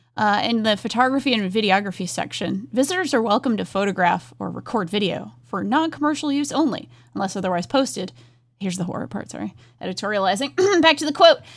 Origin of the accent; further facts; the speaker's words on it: Rhode Island, United States; accent: Rhode Island; moved away; growing up in New England